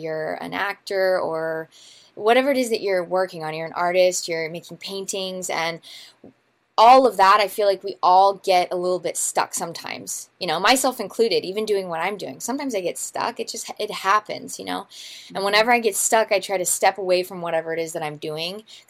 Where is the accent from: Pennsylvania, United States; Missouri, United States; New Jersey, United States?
Missouri, United States; I'm from Missouri